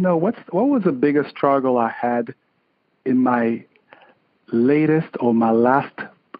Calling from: Connecticut, United States; I'm calling from Connecticut.

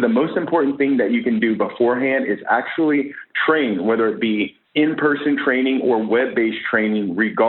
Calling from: San Diego, California, United States; I am calling from San Diego, California.

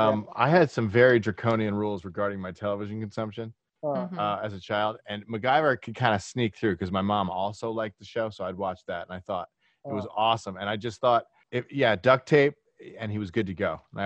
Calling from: New York, United States; In Westchester County, New York.

